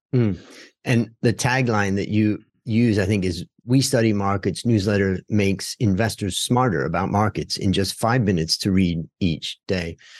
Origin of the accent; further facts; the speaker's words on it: United States; when I grew up in America